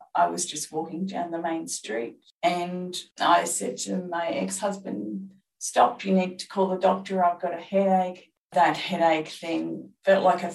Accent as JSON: {"language": "English", "region": "regional northeast Victoria", "country": "Australia", "tie": "born or raised there", "said": "my hometown in regional northeast Victoria"}